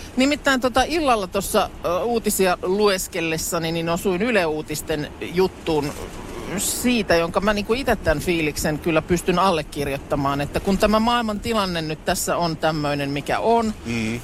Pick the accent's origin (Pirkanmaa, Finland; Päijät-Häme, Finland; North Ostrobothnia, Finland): Päijät-Häme, Finland; Lahti; olen itse Lahesta kotoisin ja sillä lailla sellaisesta aika niinku jotenkin murteettomalta alueelta